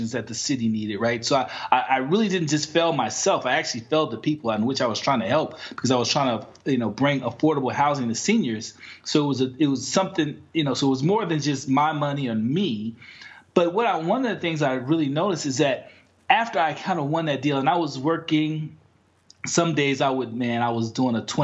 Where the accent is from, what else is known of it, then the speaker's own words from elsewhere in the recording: Chicago, Illinois, United States; moved away; also born or lived in Washington, D.C.; I'm from Chicago.